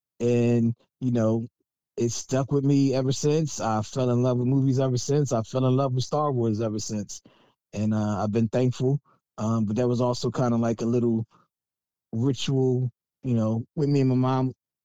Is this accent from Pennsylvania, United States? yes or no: yes; Philadelphia, Pennsylvania, United States; I was born at the University of Pennsylvania Hospital over there at Ace and Spruce on Saturday, June 25th, 1977 at 1:13 a.m.